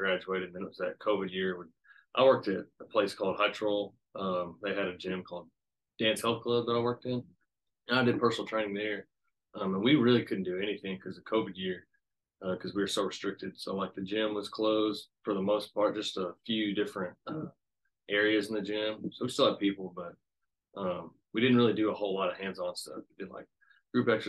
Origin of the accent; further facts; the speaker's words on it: Jonesboro, Arkansas, United States; I was born and raised here in Jonesboro, Arkansas. I haven't moved yet. Been here my whole life